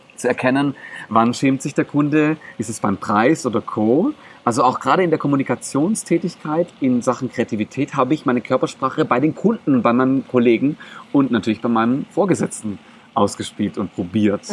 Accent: Germany; first language Greek; German is a second language; also born or lived in Greece (ancestry); ich bin hier in Deutschland geboren worden.

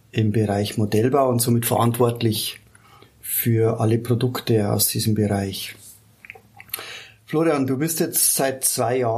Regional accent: Landshut, Bavaria, Germany; ich bin äh, gebürtiger Landshuter, genau. Gebürtiger Landshuter, genau. Wir sind hier in Ergolding

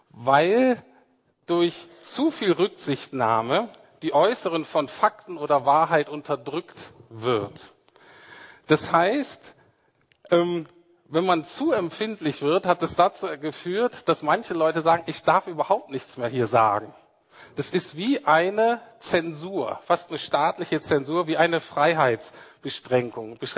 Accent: Berlin, Germany; Zumindest als Berliner nicht.

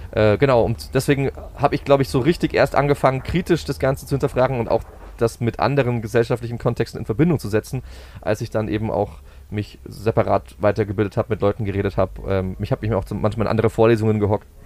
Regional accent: Berching, Bavaria, Germany; moved away as an adult; also born or lived in Dresden / Würzburg; ich bin äh, in Dresden geboren, kurz vor der Wende mit meiner Familie Ausreiseantrag gewilligt bekommen und nach äh, Neumarkt in der Oberpfalz gezogen oder daneben nach Berching und bin dort äh, zum, aufs Gymi gegangen

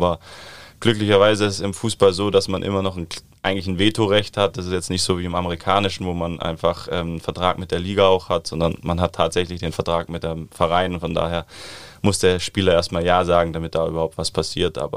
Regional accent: Southern Germany, Germany; aber ich komme ja eigentlich aus dem Süden des Landes, von daher vermisse ich meine Freunde dann schon, äh, Familie auch.

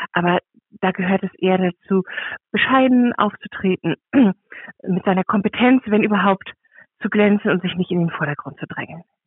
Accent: Germany; also born or lived in Kiel; bei uns in Deutschland

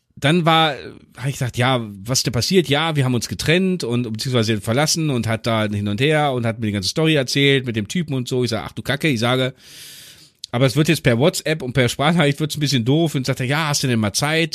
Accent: Göttingen, Lower Saxony, Germany; bei uns in Göttingen

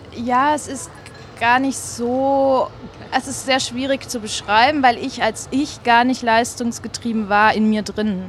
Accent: Germany; moved away as an adult; now in Switzerland; ich komme aus Deutschland und bin jetzt aber in der Schweiz seit fast drei Jahren

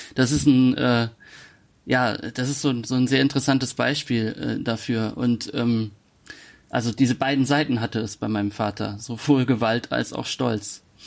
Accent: Kaiserslautern, Rhineland-Palatinate, Germany; moved away as an adult; nicht mehr in Kaiserslautern, meiner Heimatstadt lebe

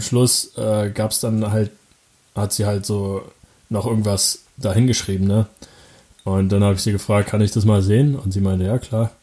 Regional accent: Falkensee, Brandenburg, Germany; Das heißt Falkensee, da komme ich her, da bin ich aufgewachsen

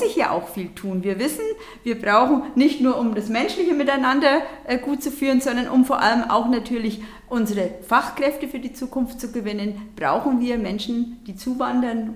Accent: Bavaria, Germany; bei uns in Bayern

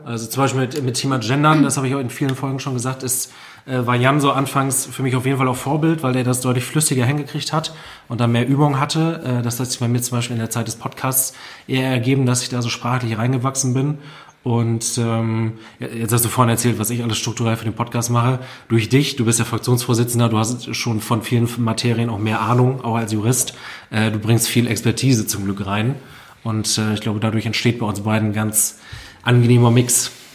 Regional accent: Friesoythe, Lower Saxony, Germany; also born or lived in Vechta; meine Heimatstadt Friseute

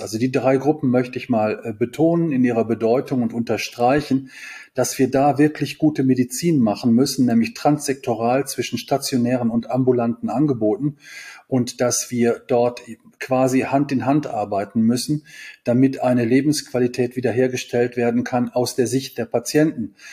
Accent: Kevelaer, North Rhine-Westphalia, Germany; Kevela ist eine Kleinstadt am Niederrhein in der, Nieder der niederländischen Grenze und ist auch mein Heimatort

